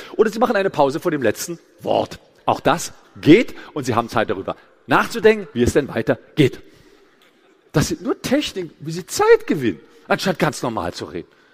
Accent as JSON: {"language": "German", "town": "Gräfelfing", "region": "Bavaria", "country": "Germany", "said": "Ich komme aus Gräfelfingen. Das ist ein Vorort von München."}